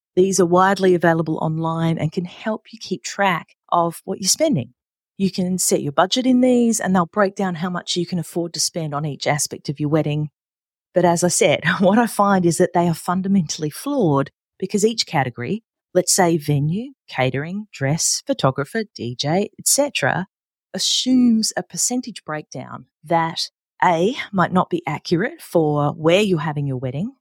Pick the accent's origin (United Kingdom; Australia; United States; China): Australia; Adelaide, South Australia; here in my hometown of Adelaide, South Australia